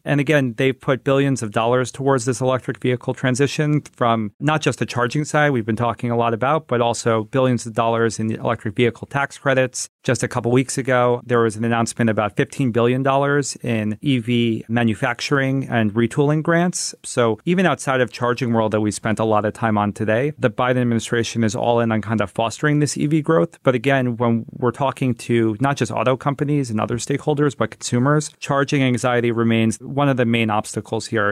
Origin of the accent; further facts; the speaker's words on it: New Jersey, United States; my home state of New Jersey